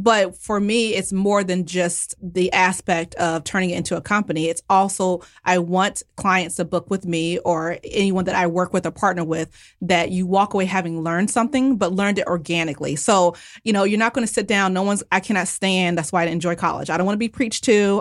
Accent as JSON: {"language": "English", "country": "United States", "said": "I'm, you know, very much American"}